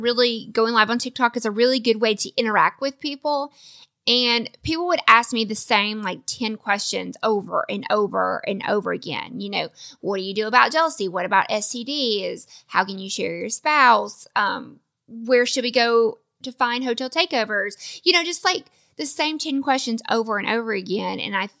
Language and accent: English; the South, United States; because he's from the North, I'm from the South.